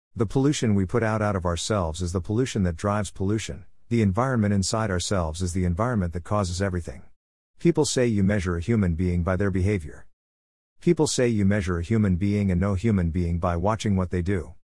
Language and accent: English; Australia; I'm an Australian